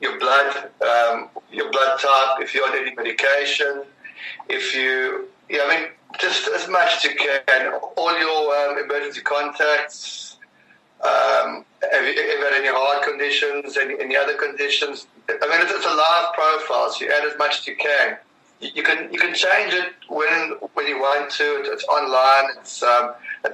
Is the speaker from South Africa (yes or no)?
yes; South Africa; I'm a South African